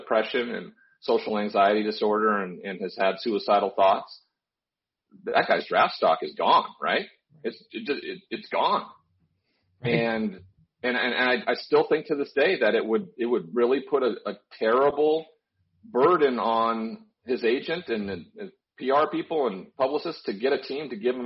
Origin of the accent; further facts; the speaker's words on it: Montana, United States; I grew up in Montana